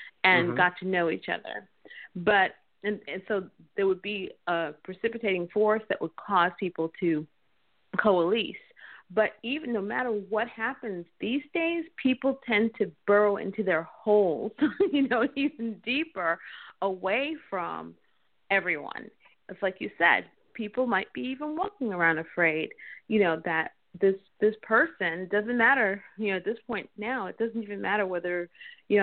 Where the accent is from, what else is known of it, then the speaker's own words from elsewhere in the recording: New York, United States; I grew up in New York